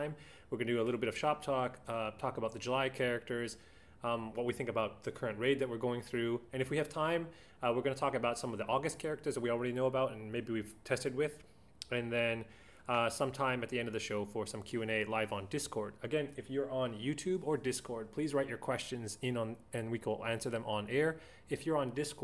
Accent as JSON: {"language": "English", "country": "Canada", "also_born_or_lived": "Japan", "said": "I'm French Canadian."}